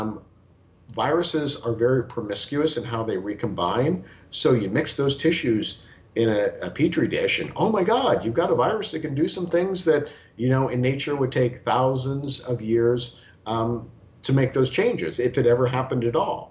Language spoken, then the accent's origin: English; United States; I am an American